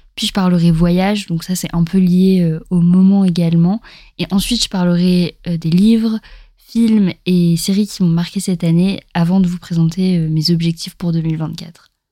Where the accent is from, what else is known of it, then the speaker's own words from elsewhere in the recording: eastern France, France; moved away as an adult; also born or lived in Montpellier; on vient de l'Est de la France